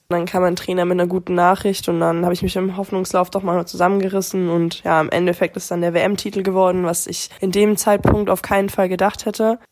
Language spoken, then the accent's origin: German; Germany; im eigenen Heimland